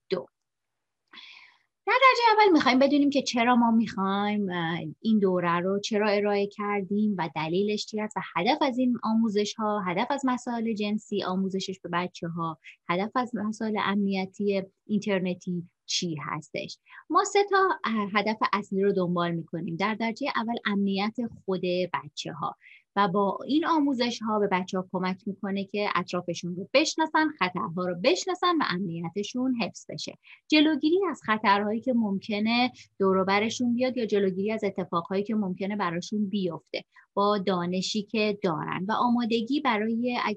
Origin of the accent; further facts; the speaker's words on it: Shiraz, Fars, Iran; moved away as an adult; also born or lived in Tehran / Vancouver, Canada; now in Canada; سال 1358 در یک خانواده بسیار صمیمی در شیراز به دنیا اومدم فرزند آخر هستم و 13 سال پیش همراه فرزندم و همسرم به کانادا مهاجرت کردیم